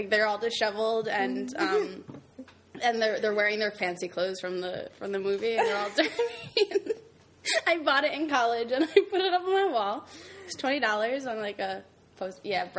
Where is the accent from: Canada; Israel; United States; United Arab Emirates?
United States; Brookfield, Connecticut; I went to high school in Brookfield, Connecticut. That's where I'm from, everyone.